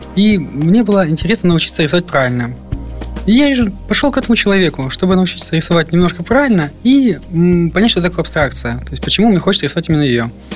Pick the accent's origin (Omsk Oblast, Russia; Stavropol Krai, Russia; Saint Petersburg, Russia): Stavropol Krai, Russia; Yessentuki; moved away; Я родом из Ставропольского края, город Ессентуки